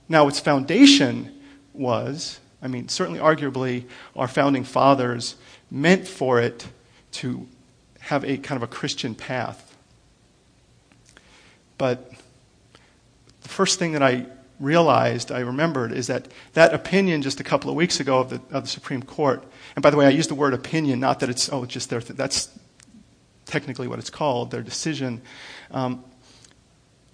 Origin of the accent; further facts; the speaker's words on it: United States; I'm an American